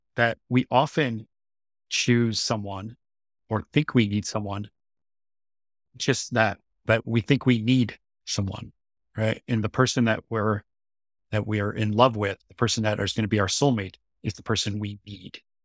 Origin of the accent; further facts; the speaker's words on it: United States; now in Seoul, South Korea; as an American